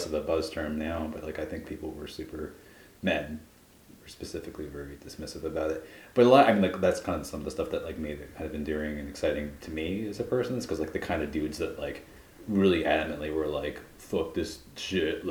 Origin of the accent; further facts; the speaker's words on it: Philadelphia, Pennsylvania, United States; as a Philadelphian